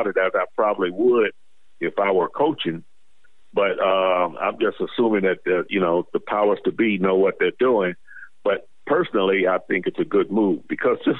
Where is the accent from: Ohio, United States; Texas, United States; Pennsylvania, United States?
Ohio, United States; Hubbard; moved away; I'm from Youngstown, Ohio area, Hubbard, Ohio